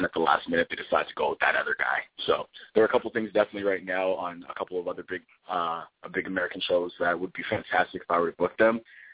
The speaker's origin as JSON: {"language": "English", "town": "Toronto", "region": "Ontario", "country": "Canada", "tie": "born or raised there", "moved": "yes", "lives_now": "Vancouver, Canada", "said": "I grew up in Toronto"}